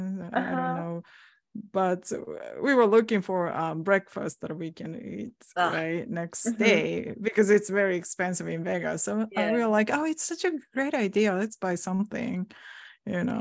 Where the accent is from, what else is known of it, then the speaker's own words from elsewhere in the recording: Kyoto, Japan; English is a second language; now in United States; I was actually born in Kyoto too